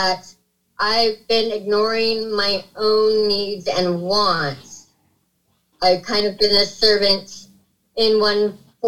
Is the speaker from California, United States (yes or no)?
yes; Sacramento, California, United States; I'm from Sacramento.